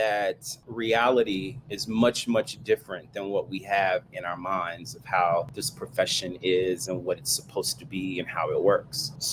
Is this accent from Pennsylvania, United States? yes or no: no; Fort Worth, Texas, United States; now in Maryland, United States; Coming from the South, I'm originally from Fort Worth, Texas